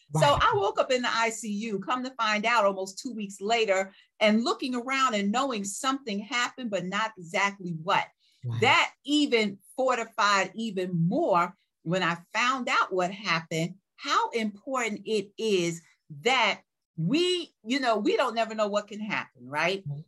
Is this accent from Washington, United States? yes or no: no; New York, United States; growing up in New York